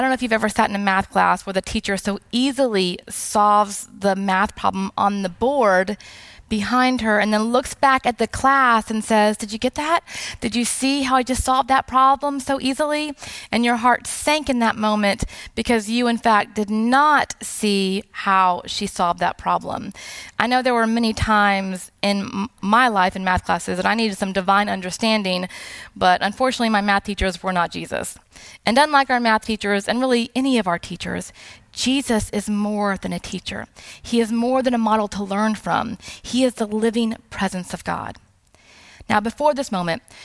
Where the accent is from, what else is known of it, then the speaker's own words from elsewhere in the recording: South Texas, United States; moved away; I'm not Latina, but I am originally from South Texas